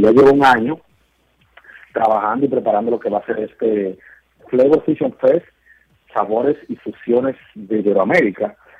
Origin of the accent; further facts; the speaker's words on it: Dominican Republic; como dominicano